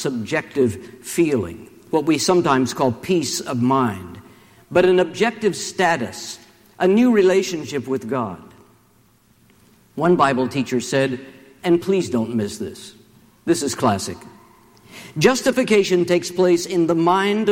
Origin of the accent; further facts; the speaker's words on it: Charleston, West Virginia, United States; my hometown of Charleston, West Virginia